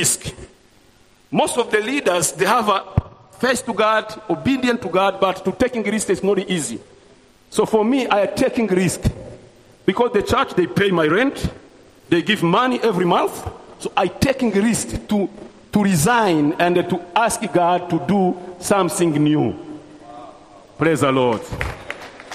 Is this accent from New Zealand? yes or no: no; Burundi; English is a second language; moved away as an adult; now in Rwanda; I was born in Burundi because of the history and the refugee camp there. So I come back in Rwanda after genocide 1994